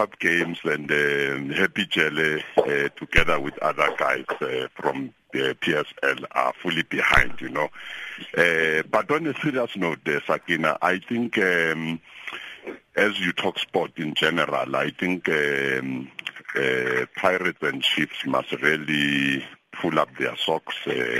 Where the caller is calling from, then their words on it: Middelburg, Mpumalanga, South Africa; Oh, no, I'm not Jonathan. … from Middleburg.